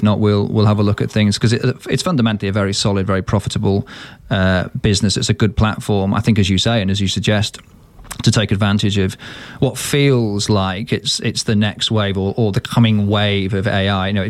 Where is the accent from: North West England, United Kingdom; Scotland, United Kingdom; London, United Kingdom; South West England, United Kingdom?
North West England, United Kingdom; Manchester; born or raised there